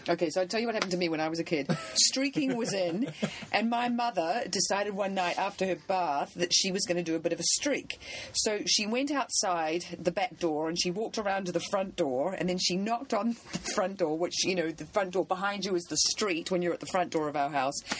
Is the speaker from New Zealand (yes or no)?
yes; New Zealand; moved away; I'm from New Zealand